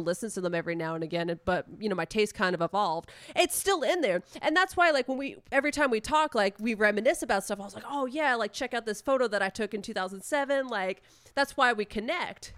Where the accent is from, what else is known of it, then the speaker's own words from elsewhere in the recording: Long Island, New York, United States; I grew up on Long Island.